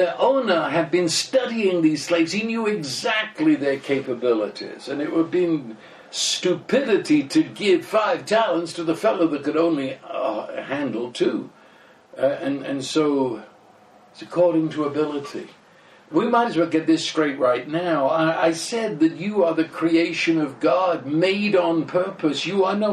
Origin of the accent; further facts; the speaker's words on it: England, United Kingdom; the fact I'm British and my wife comes from Cuba